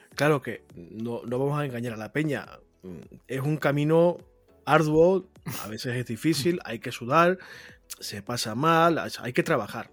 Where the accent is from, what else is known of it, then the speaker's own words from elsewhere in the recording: La Palma, Canary Islands, Spain; moved away; Yo soy de La Palma